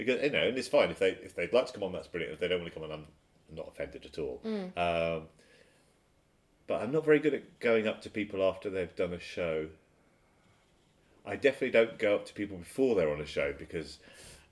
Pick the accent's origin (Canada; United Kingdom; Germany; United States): United Kingdom; I'm British